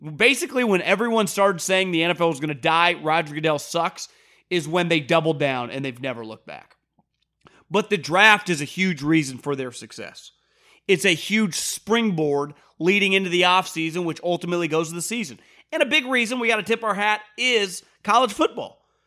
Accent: West Coast, United States; also born or lived in Northeast (US); I'm from the West Coast. I lived in the Northeast for a couple years

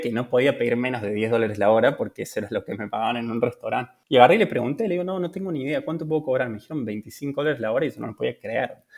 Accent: Córdoba, Argentina; moved away as an adult; also born or lived in Buenos Aires; now in Italy; soy de Córdoba, de, de Argentina.

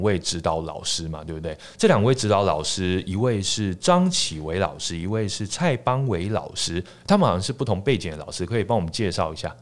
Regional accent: Taiwan; accent: Taiwanese Mandarin; 我这个台湾国语

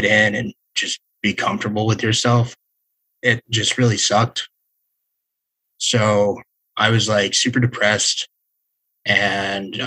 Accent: Las Vegas, Nevada, United States; growing up in Las Vegas

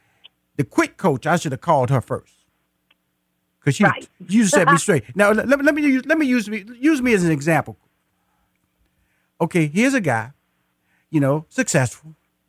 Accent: Houston, Texas, United States; And I am a native Houston. I was born in Houston. I went to high school in Houston. I went to college in Houston. I got married in Houston. And I still live in Houston and also live in Atlanta, Georgia.

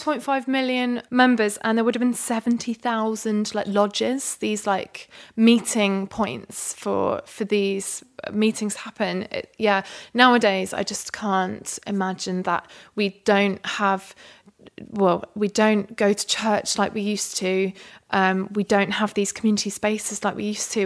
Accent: London, United Kingdom; I was a calligrapher from London

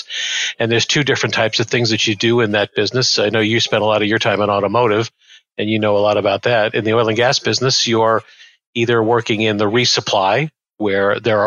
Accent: New York, United States; I grew up in New York, and I graduated from a New York Institute of Technology

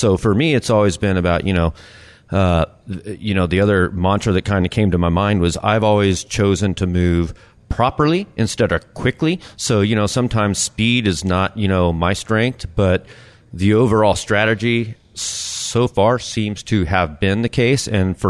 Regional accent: El Paso, Texas, United States; moved away; I'm from El Paso, Texas, originally.

